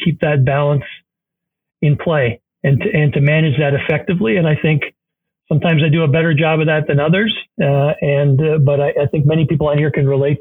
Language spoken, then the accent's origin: English; Canada; moved away as an adult; also born or lived in Kingston, Ontario / Providence, Rhode Island; now in Ann Arbor, United States; When I moved, I mentioned I was from Canada. When I moved to the U.S. from Canada several years ago, I initially lived on the East Coast